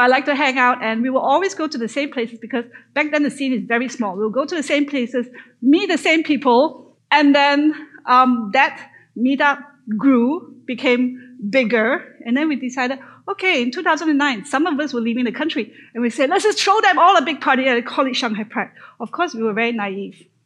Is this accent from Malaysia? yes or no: yes; Malaysia; moved away as an adult; So I grew up in Malaysia, born and grew up in Malaysia.